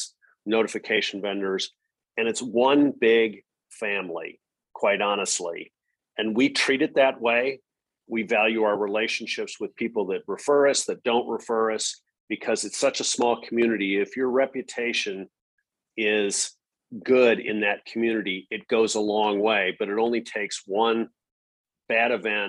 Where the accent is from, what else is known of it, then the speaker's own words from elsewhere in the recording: Madison, Wisconsin, United States; moved away as an adult; also born or lived in North Carolina; now in Austin, United States; I'm a cheesehead. So I was born and raised in Madison, Wisconsin.